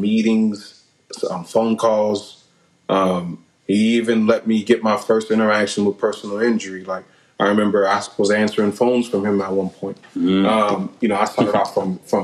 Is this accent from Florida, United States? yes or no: yes; Delray Beach, Florida, United States; also born or lived in Orlando; growing up in Delray Beach there